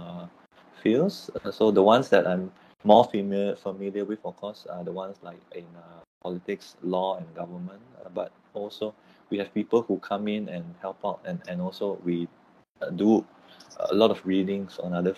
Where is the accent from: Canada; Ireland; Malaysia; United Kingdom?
Malaysia; Penang; moved away as an adult; also born or lived in Tehran, Iran / Singapore; now in Kuala Lumpur, Malaysia; I'm from Penang. So I'm based in Kuala Lumpur right now, but I'm Penang